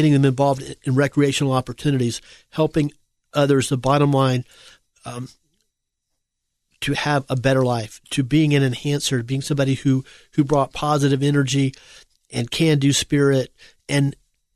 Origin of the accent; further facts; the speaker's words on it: United States; we, as Americans